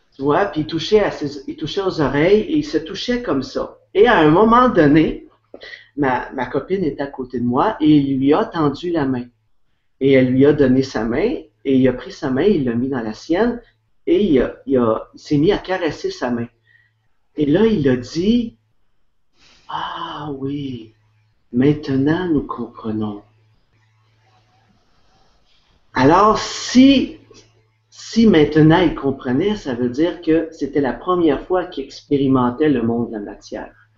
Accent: Quebec, Canada; je suis québécois.

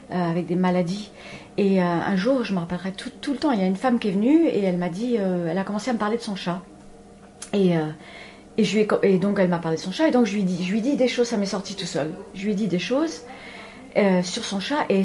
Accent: Paris, Île-de-France, France; also born or lived in Los Angeles / Spain; Donc je suis née à Los Angeles et j'étais élevée ici, entre Paris et, l'Espagne.

